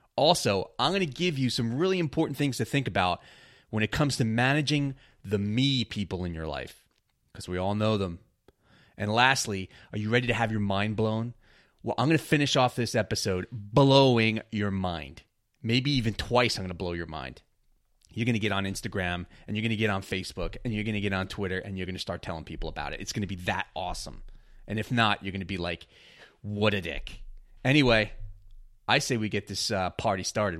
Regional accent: New York, United States; growing up in New York

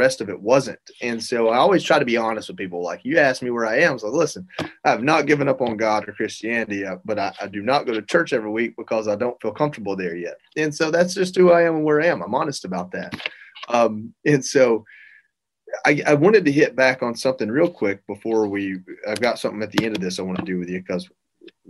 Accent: Georgia, United States; I'm from Georgia

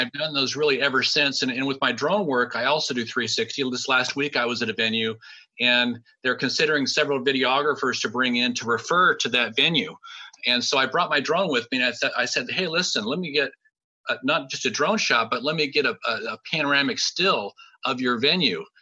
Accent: Sacramento, California, United States; I'm from Sacramento

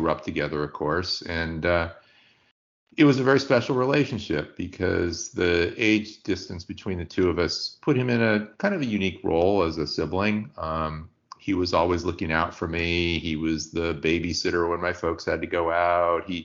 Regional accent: San Francisco, California, United States; We grew up in San Francisco, lived in the Richmond District

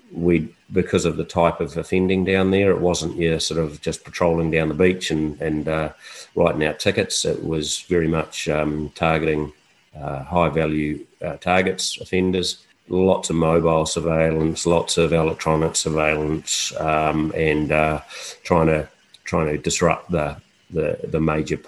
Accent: New Plymouth, Taranaki, New Zealand; go back to New Plymouth," which happened to be my hometown.

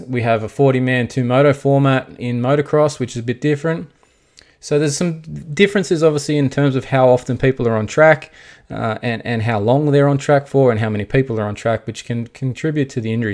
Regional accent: Australia; we are Australian

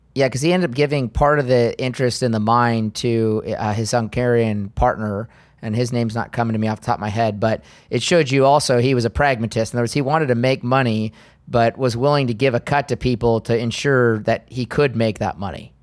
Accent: United States; as an American

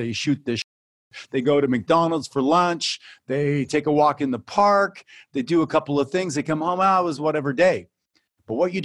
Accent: Canada; also born or lived in Phoenix, Arizona; I come from Canada

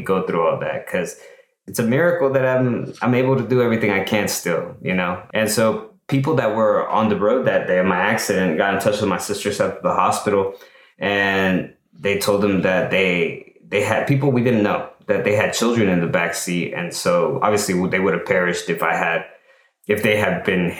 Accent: El Salvador; now in United States; I'm from El Salvador, right? An immigrant, and my family raised us to be like outstanding citizens, to earn our rights to live here, right? In the US

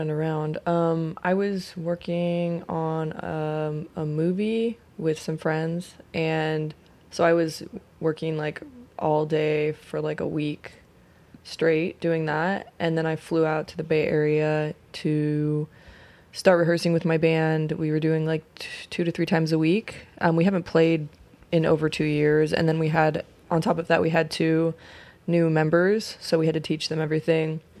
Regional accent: Oakland, California, United States; also born or lived in Sacramento / San Francisco; now in New York, United States; So I consider the Bay, the Bay and Sacramento to be like my hometowns, but mainly I consider Oakland to be like my hometown.

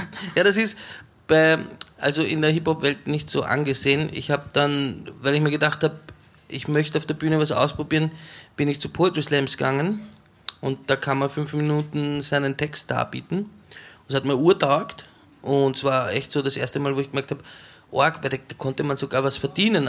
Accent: Weinviertel, Lower Austria, Austria; Ich bin in Niederösterreich aufgewachsen, im Weinviertel an der Grenze zum Machfeld

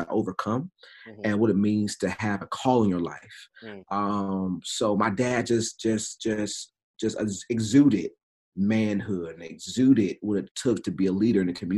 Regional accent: Durham, North Carolina, United States; now in Greensboro, United States; I grew up in Durham. Grew up in the south side of Durham

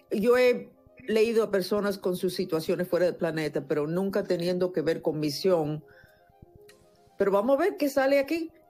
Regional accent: Caracas, Capital District, Venezuela; also born or lived in Caripe del Guácharo; ¿Naciste en Caracas? Yo nací en Caracas.

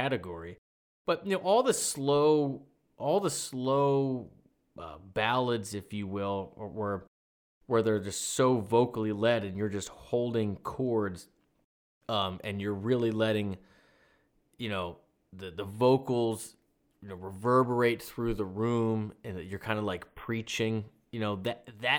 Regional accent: Maryland, United States; I'm from Maryland

